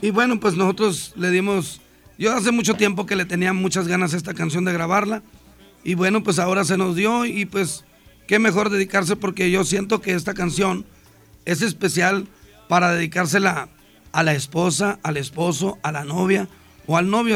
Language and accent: Spanish; Ciudad Obregón, Sonora, Mexico; now in Monterrey, Mexico; yo nací en Ciudad Obregón, Sonora